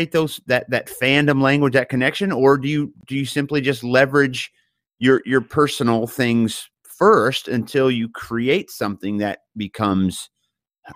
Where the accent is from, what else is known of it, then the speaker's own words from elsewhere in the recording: Missouri, United States; also born or lived in St. Louis, Missouri; I grew up in Missouri and spent a lot of time in St. Louis in the last several years